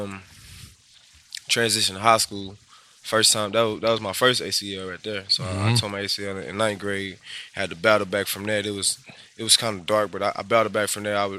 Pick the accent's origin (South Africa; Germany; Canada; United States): United States; Ponchatoula, Louisiana; I'm from Ponchatoula, Louisiana, about 45 minutes away. Small town